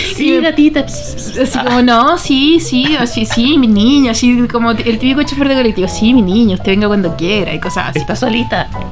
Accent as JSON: {"language": "Spanish", "town": "Punta Arenas", "region": "Magallanes and Chilean Antarctica", "country": "Chile", "said": "De Punta Arena"}